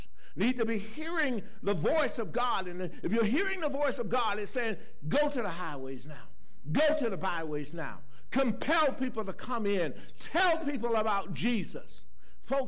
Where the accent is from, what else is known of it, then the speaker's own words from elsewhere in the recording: Carolina, United States; I grew up in Carolina